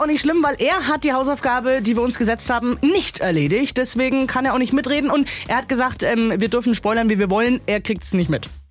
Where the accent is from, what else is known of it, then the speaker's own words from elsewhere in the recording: Germany; bei uns in Deutschland